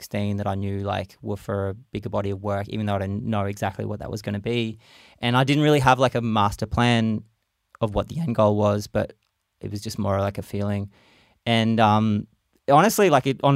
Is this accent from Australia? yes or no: yes; Brisbane, Queensland, Australia; spent a lot more time in my hometown, Brisbane, Mianjin